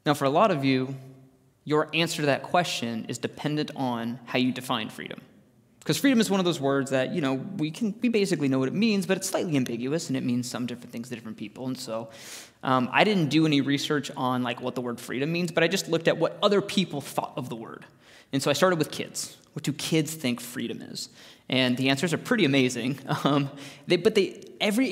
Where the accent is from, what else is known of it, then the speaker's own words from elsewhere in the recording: Arizona, United States; Growing up in Arizona